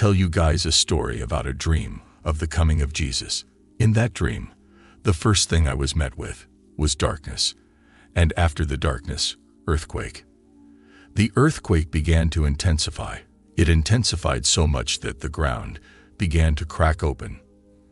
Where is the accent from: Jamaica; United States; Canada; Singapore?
Jamaica; I am a Jamaican